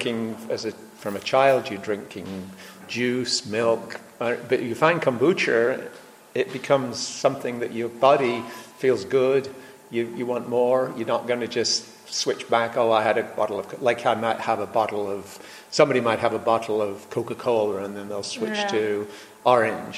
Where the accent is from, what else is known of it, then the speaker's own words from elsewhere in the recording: England, United Kingdom; now in California, United States; I grew up in England